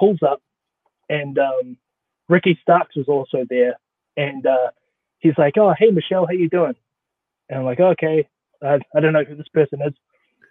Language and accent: English; New Zealand; also born or lived in Pittsburgh, Pennsylvania / Portland, Oregon / Austin, Texas; now in Florida, United States; I'm from New Zealand